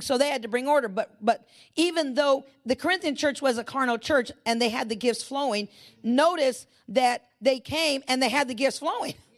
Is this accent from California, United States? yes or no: yes; California, United States; I'm in California. I was born and raised in California